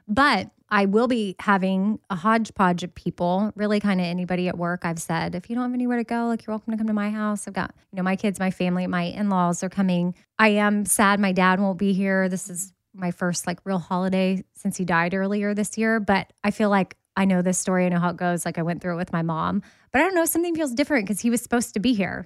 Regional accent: Texas, United States; I'm from Texas

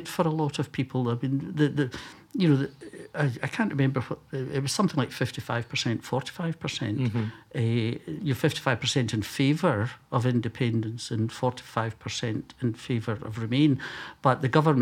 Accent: Glasgow, Scotland, United Kingdom; I was born and brought up in Glasgow in the west of Scotland

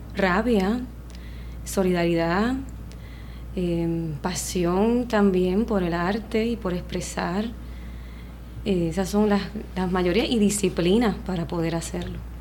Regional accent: Puerto Rico; mi pueblo

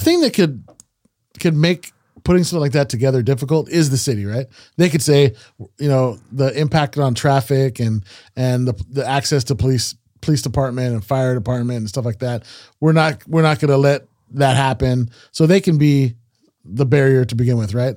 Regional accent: Salinas, California, United States

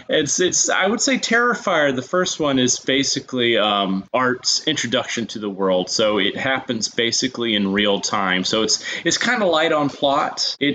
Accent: Huntsville, Alabama, United States; moved away as an adult; now in New York City, United States; I'm originally from Huntsville, Alabama. I moved up here back in 2006 to New York City

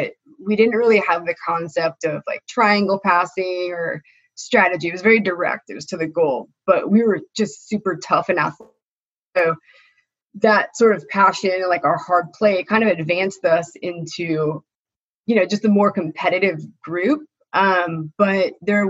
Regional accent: Elk Grove, California, United States; I grew up in Elk Grove

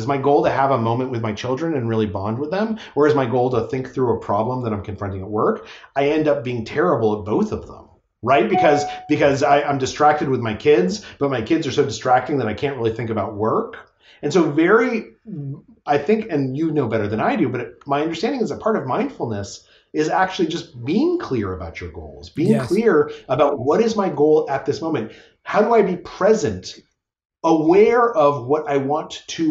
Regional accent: Albuquerque, New Mexico, United States; moved away; I grew up in Albuquerque, New Mexico

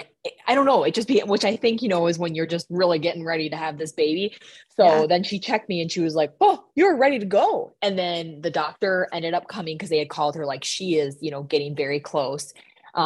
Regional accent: Minnesota, United States; accent: Minnesota; I let my Minnesota accent come out there.

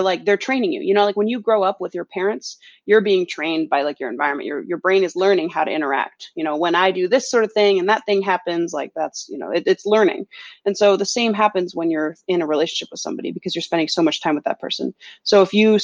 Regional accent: California, United States; moved away as an adult; also born or lived in Philadelphia / Norway; now in Boston, United States; I grew up in California

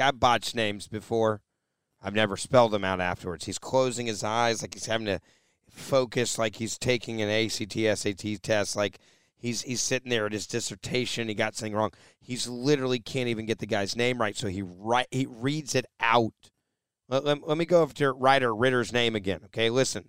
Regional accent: Pennsylvania, United States; Pennsylvania, oh, that's me. Yeah, I'm from Pennsylvania.

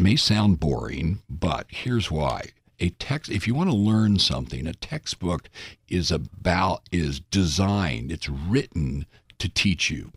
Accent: United States; we're American

